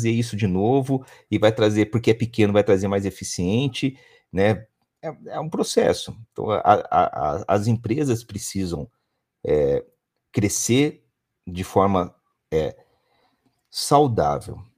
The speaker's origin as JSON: {"language": "Portuguese", "region": "São Paulo", "country": "Brazil", "said": "Hoje eu tenho um colaborador que está no Paraná, eu sou do interior de São"}